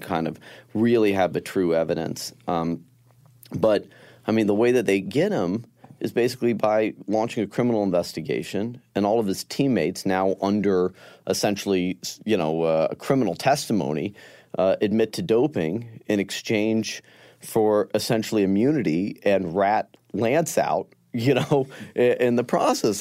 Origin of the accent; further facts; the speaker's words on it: Denver, Colorado, United States; growing up in Denver